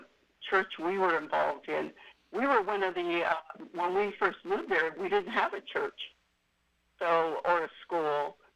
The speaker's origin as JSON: {"language": "English", "region": "California", "country": "United States", "tie": "born or raised there", "also_born_or_lived": "Elk Grove, California", "moved": "as an adult", "lives_now": "Larkspur, Colorado, United States", "said": "I'm Californian. I was born and raised in California, and so was my husband."}